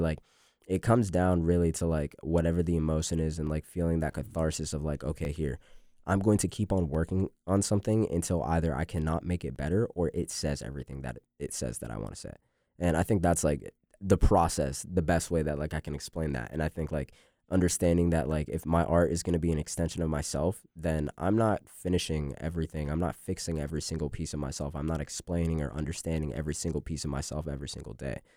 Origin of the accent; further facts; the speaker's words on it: Raleigh, North Carolina, United States; also born or lived in Boston; now in Boone, United States; we came down here to Cary, um, and I grew up, like, mainly, like, between, like, Cary and Raleigh